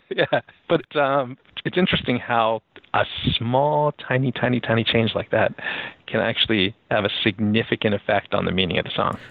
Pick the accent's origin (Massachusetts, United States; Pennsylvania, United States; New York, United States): Pennsylvania, United States; Philadelphia; now in Seattle, United States; I grew up in Philadelphia